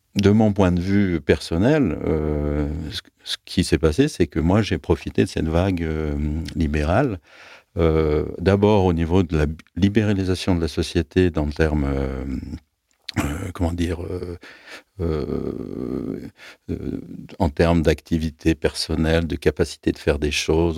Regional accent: Aix-les-Bains, Auvergne-Rhône-Alpes, France; moved away as an adult; also born or lived in Grenoble / Netherlands; now in Lyon, France; moi j'ai grandi en Savoie. J'avais l'idée que jamais je ne quitterais ma ville natale, avec Aix-les-Bains

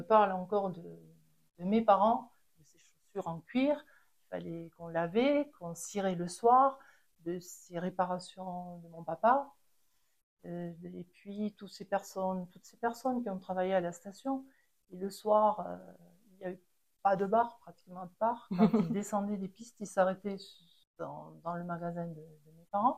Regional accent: Les Angles, Occitania, France; je suis née aux Angles et euh, j'ai connu les débuts de la station de ski

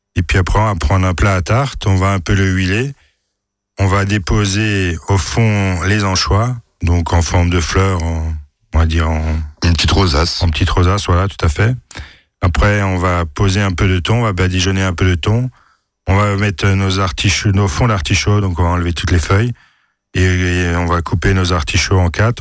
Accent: France; Chez nous, en France

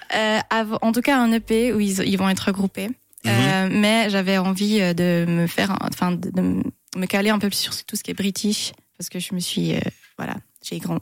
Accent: Tramelan, Bern, Switzerland; also born or lived in London; mon village natal, ah, ah, à, Tramelan.

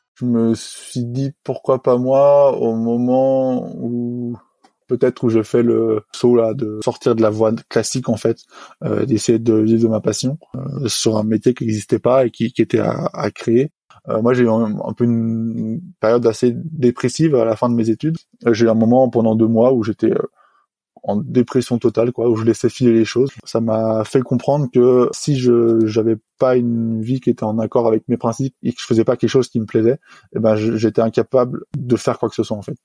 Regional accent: Le Reposoir, Auvergne-Rhône-Alpes, France; j'ai grandi euh, dans un petit village de montagne qui s'appelle le Reposoir

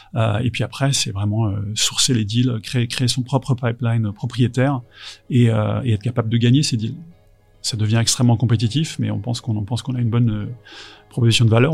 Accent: France; en tant que Français

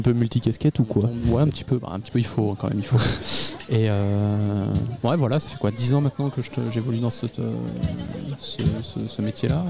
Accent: Charente, Nouvelle-Aquitaine, France; j'étais dans une école de musique, du coup, euh, quand j'étais petit en Charente

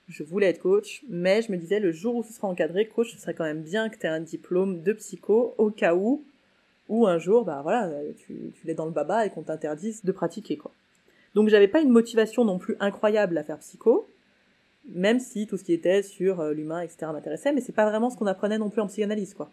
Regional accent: Saint-Étienne, Auvergne-Rhône-Alpes, France; j'étais de Saint-Etienne

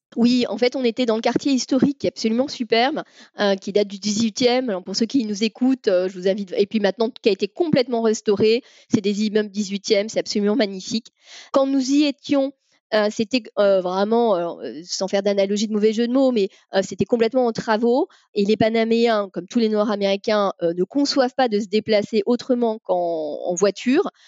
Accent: Paris, Île-de-France, France; moved away as an adult; now in Carnac, France; je suis née à Paris

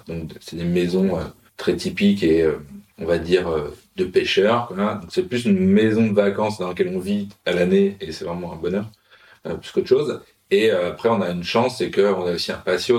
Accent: Paris, Île-de-France, France; now in Marseille, France; en tant que Parisien

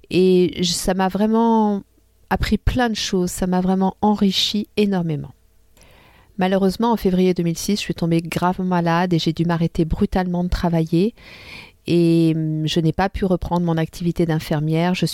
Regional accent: France; now in Tunisia; mes deux pays que j'aime tant, mon pays d'origine qui est la France et, et mon pays d'adoption qui est la Tunisie.

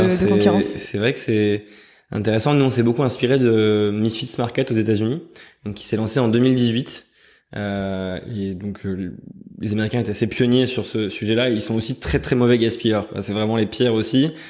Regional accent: Nouvelle-Aquitaine, France; born there; je suis né en Creuse. J'ai beaucoup déménagé, donc j'ai pas mal découvert la France avant de faire mes études à Douai puis à Paris.

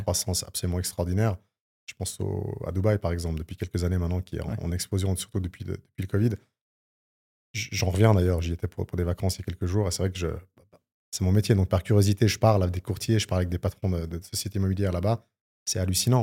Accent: Switzerland; chez nous en Suisse

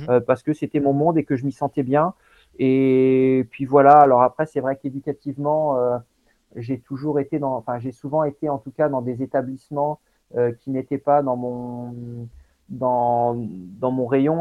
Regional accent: Coutances, Normandy, France; je suis né en Normandie, hein, à Coutances, dans la Manche. Et euh, donc mon père était vraiment investi dans le sport. Et du coup, c'est vrai que depuis, depuis tout petit, j'ai été baladé sur les, sur les, scènes sportives

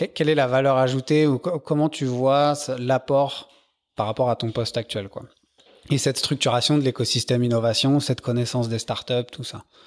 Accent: Paris, Île-de-France, France; je suis parisien

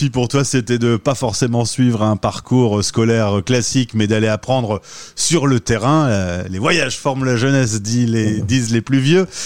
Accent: France; quand, on est un Français qui parcourt le monde, on, suit un peu ce qui se passe en France.

